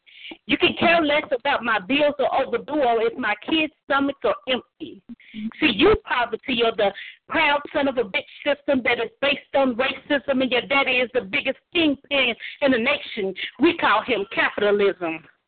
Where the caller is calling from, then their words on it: Dallas, Texas, United States; I am calling from Dallas.